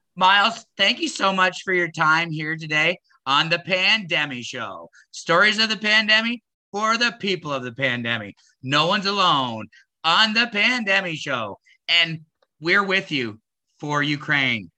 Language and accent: English; Canada; as a Canadian, I was raised to believe that we were a peacekeeping nation